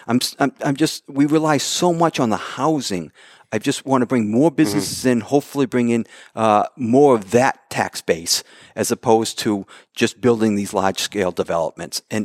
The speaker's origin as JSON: {"language": "English", "town": "Mansfield", "region": "Massachusetts", "country": "United States", "tie": "born or raised there", "also_born_or_lived": "Brooklyn, New York", "moved": "as an adult", "said": "I'm in Mansfield. I'm growing up in Mansfield"}